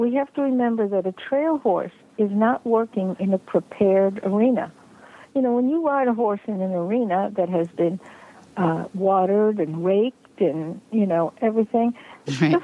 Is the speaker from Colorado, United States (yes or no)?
no; New York City, New York, United States; I grew up in New York City.